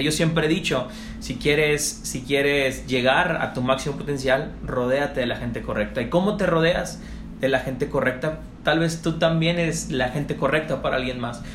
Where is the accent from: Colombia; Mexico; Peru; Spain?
Mexico; Tepic, Nayarit; moved away as an adult; also born or lived in Sinaloa; empecé en Tepic, eh, de donde soy originario